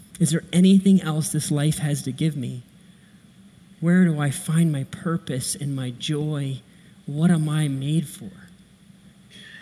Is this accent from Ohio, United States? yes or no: yes; Akron, Ohio, United States; I grew up right here in Akron, Ohio.